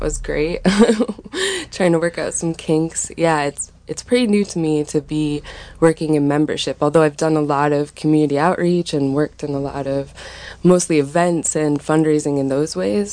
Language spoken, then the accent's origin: English; New York, United States; moved away as an adult; also born or lived in Prescott, Arizona, United States; now in Anderson Valley, United States; I grew up in New York